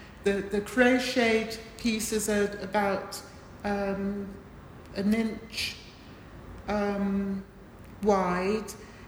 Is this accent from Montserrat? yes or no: yes; Montserrat; born there; which is quite close to where I was born in Montserrat.